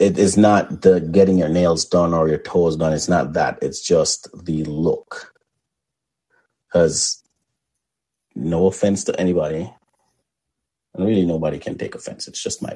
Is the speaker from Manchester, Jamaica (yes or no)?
yes; Mandeville, Manchester, Jamaica; also born or lived in Spalding, Jamaica; I don't feel like I grew up in Mandeville. Yes, right. I lived there.